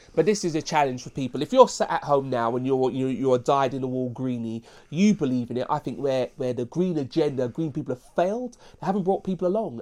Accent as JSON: {"language": "English", "country": "United Kingdom", "said": "I'm proud of being British"}